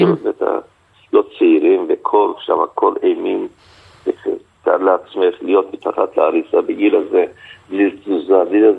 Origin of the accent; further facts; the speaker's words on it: Antakya, Hatay, Turkey; אני נולדתי שם, אני גדלתי שם.